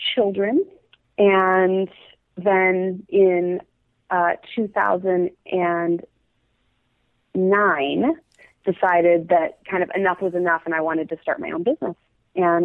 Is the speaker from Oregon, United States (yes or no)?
yes; Eugene, Oregon, United States; also born or lived in Vancouver, British Columbia / California; I grew up in Eugene, Oregon.